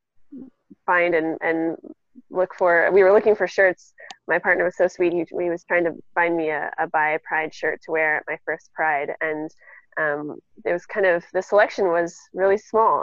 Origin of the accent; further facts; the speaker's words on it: Seattle, Washington, United States; I'm from Seattle